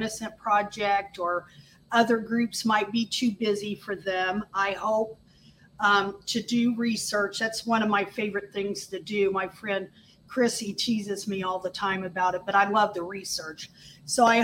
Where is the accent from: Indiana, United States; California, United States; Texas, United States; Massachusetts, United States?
Indiana, United States; Indianapolis; I grew up in Indianapolis